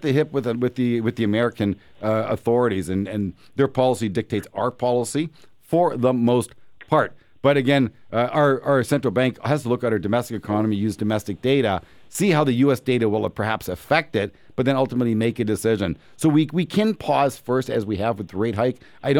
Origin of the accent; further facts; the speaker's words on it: Canada; As a Canadian, if you're afraid of risk, if you're afraid of the world coming to an end, buy the U.S. dollar.